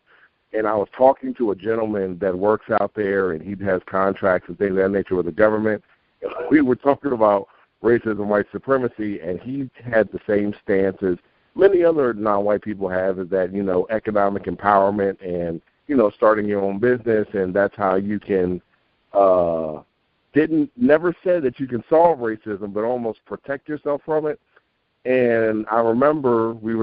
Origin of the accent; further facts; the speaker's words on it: New York City, New York, United States; When I was growing up in Queens in New York